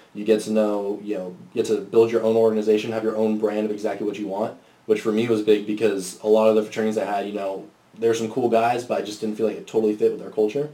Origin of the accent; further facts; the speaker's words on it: Orange County, California, United States; moved away as an adult; now in Austin, United States; I'm from Orange County, California